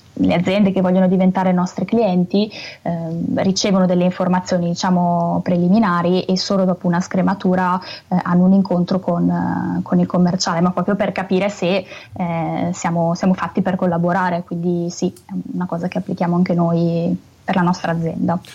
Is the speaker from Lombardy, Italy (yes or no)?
yes; Brescia, Lombardy, Italy; accent: Brescian; Io purtroppo ho questa cantilena bresciana che non riesco a togliermi